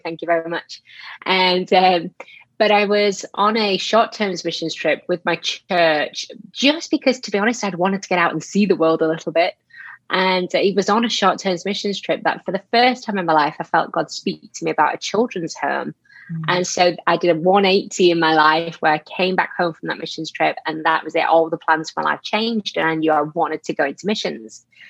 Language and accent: English; Yorkshire and the Humber, United Kingdom; moved away as an adult; now in England; lived there my whole whole life growing up, and only moved out of there about seven years ago. Um, so I'm a little further down, still in England